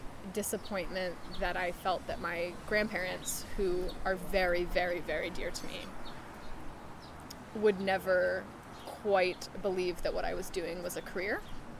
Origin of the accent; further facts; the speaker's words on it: Stratford-upon-Avon, West Midlands, United Kingdom; Like, specifically Stratford-upon-Avon. And so Shakespeare was always kind of on my radar, just being British.